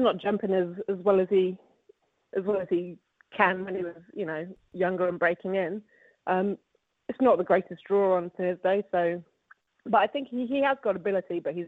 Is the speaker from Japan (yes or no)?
no; England, United Kingdom; moved away as an adult; now in New Zealand; I'm from England